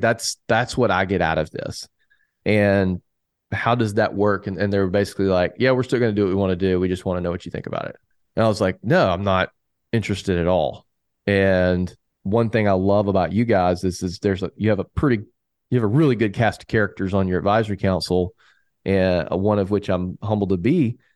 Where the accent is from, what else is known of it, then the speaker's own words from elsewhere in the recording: the South, United States; I'm from the South